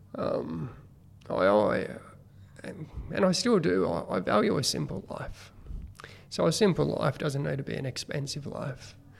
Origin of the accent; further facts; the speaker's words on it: Killcare, New South Wales, Australia; I actually grew up at Kilcare, which is, um, well, back then it was a really small uh, community